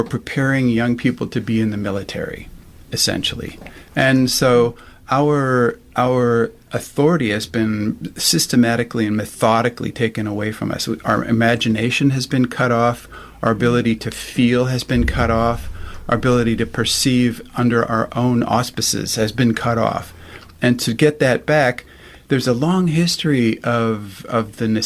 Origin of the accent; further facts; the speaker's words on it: United States; moved away as an adult; also born or lived in Germany; now in Europe; I was born in America